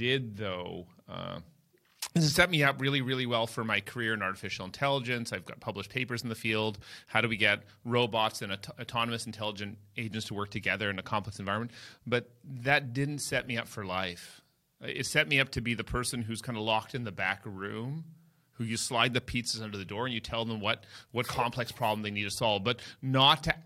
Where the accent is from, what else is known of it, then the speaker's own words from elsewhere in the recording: Toronto, Ontario, Canada; I grew up in Toronto, Canada